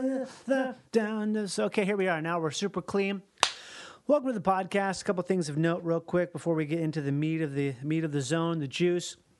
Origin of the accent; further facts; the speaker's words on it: Minnesota, United States; I grew up in Minnesota. Uh, but my mom's from Louisiana